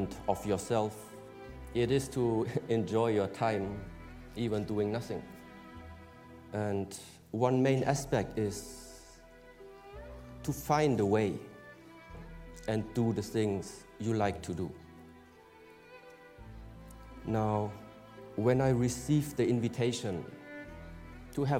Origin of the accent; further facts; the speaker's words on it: Germany; I was born in Germany